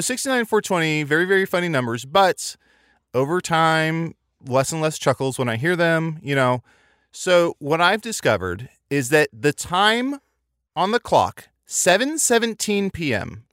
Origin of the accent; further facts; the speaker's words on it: Midwest, United States; I grew up in the Midwest